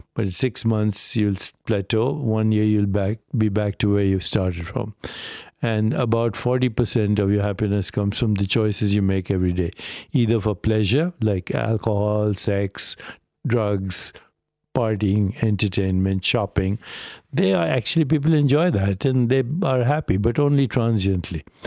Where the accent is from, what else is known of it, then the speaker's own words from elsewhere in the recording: India; moved away; I grew up in India